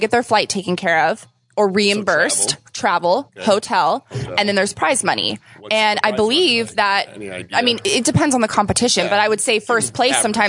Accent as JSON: {"language": "English", "town": "Vista", "region": "California", "country": "United States", "tie": "born or raised there", "said": "This is my hometown games."}